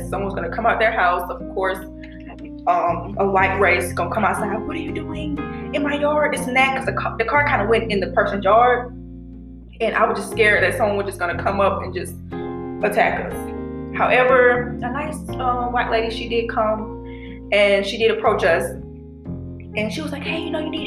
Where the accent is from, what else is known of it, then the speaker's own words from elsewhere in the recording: Decatur, Georgia, United States; moved away as an adult; now in Carrollton, United States; Decatur, Georgia, on the east side. Yes. I grew up around Weston Chapel, Candler Grove area